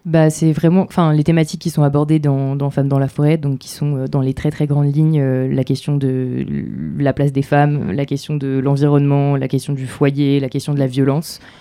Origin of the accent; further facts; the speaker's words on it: Normandy, France; je viens de Normandie